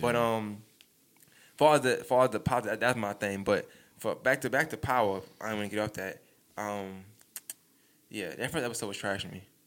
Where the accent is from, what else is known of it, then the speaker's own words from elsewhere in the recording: New York, United States; I'm from New York